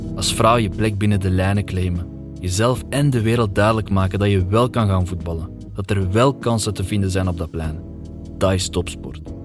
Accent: Flanders, Belgium; ik ben een Vlaming, ik ben een Belg

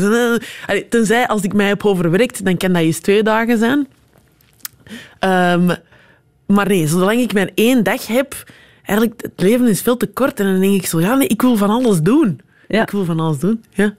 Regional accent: Antwerp, Flanders, Belgium; En als ik zeg Antwerpen

